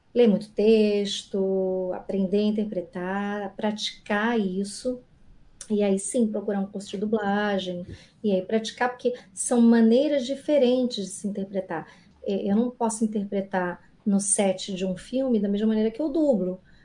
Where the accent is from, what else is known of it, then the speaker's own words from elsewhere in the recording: Rio de Janeiro, Brazil; eu sou carioca